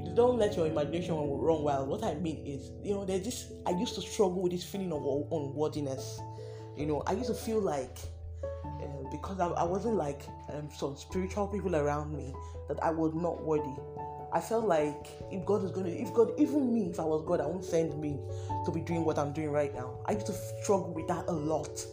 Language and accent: English; Delta, Nigeria; I'm from Delta State